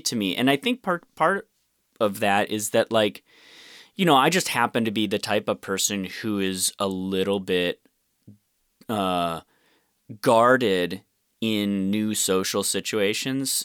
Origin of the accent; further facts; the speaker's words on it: Rochester, United States; I grew up mostly in Rochester